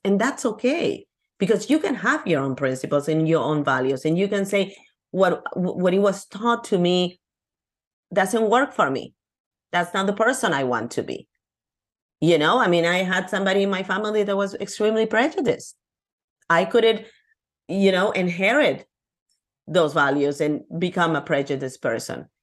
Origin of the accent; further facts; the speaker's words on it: Lima, Peru; English is a second language; now in United States; I'm from Peru, Lima, Peru, in South America.